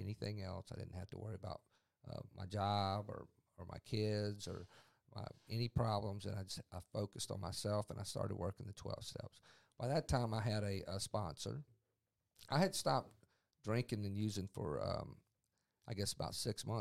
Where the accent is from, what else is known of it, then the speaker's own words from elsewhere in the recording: Mississippi Gulf Coast, United States; also born or lived in Yazoo City, Mississippi; I grew up here in Mississippi. I grew up on the Mississippi Gulf Coast